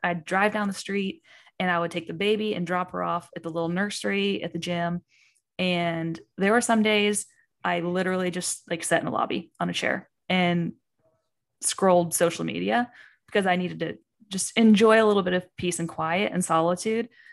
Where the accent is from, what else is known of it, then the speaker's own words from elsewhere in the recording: Eastern Kentucky, United States; I'm from Kentucky. I'm from Eastern Kentucky